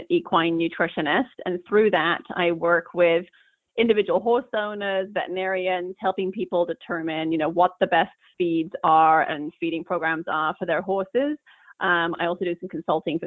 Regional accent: England, United Kingdom; now in Northern California, United States; I grew up in England

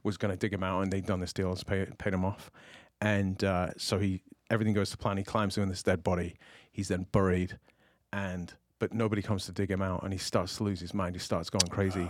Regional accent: United Kingdom; moved away

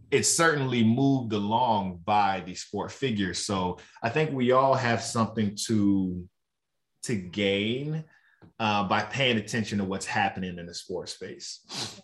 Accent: Roanoke, Virginia, United States; growing up in Roanoke, Virginia

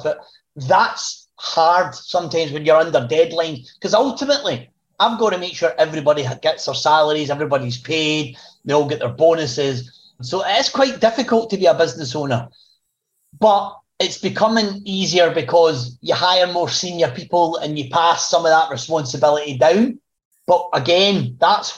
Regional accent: Glasgow, Scotland, United Kingdom; I was born in Glasgow, working class, you know, get a job, get a trade if you can, and you work for the rest of your life with that company. That was kind of how I was brought up.

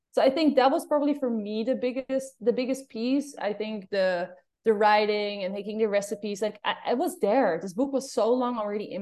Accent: Amsterdam, North Holland, Netherlands; accent: Amsterdam; English is a second language; moved away; It's just Amsterdam accent.

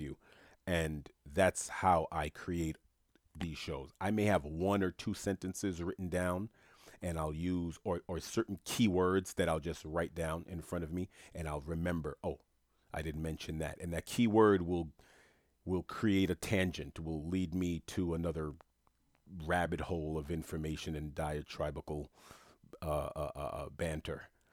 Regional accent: New York City, New York, United States; moved away as an adult; also born or lived in South Florida; When I grew up in Queens, New York

